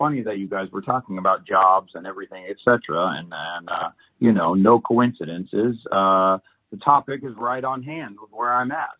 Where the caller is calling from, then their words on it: Vincent, Indiana, United States; Today I'm calling in from Vincent, Indiana. Cornfield.